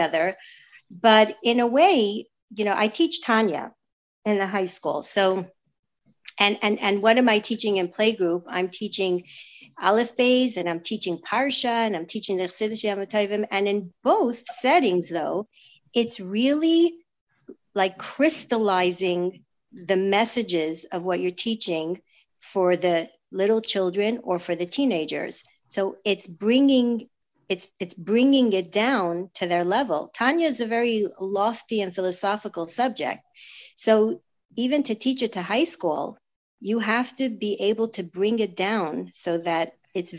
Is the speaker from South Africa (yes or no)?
no; New York City, New York, United States; now in Toronto, Canada; I grew up in Crown Heights, the youngest of a large family